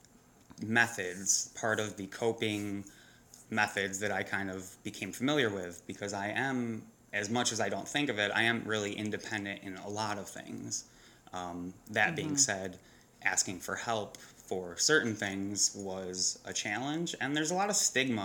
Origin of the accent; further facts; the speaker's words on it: New York, United States; I am a New Yorker, not from the city originally, but it's in my blood